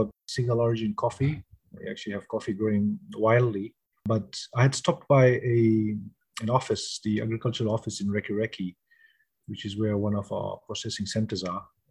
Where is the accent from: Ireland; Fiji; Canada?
Fiji; moved away; I was born in the Fiji Islands and grew up over there.